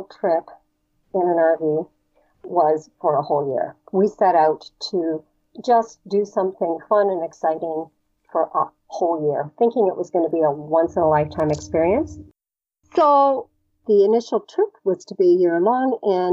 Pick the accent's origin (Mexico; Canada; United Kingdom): Canada; we're Canadian